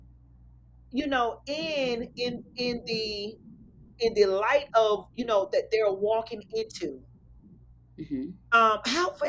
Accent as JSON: {"language": "English", "region": "Alabama", "country": "United States", "moved": "yes", "said": "I'm from Alabama, you know, and so when I went back home and visit during the summers"}